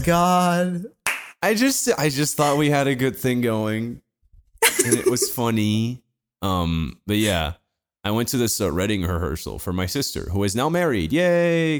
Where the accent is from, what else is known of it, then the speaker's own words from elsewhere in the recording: Portugal; Portuguese like me